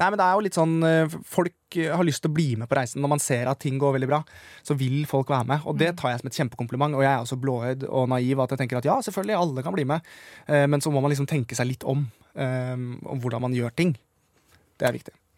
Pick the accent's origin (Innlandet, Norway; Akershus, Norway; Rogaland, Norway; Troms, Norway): Akershus, Norway; Siggerud; da var jeg jo hjemme på Sigrud